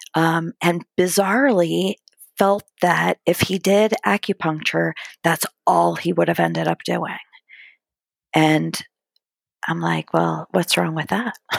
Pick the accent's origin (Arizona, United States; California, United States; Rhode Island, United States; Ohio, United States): Ohio, United States; outside of Cleveland; now in Columbus, United States; I grew up outside of Cleveland, Ohio